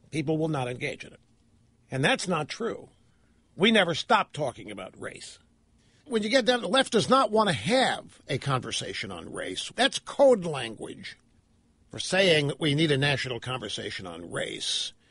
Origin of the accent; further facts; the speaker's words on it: United States; You know, I'm, I'm an American. I love this country.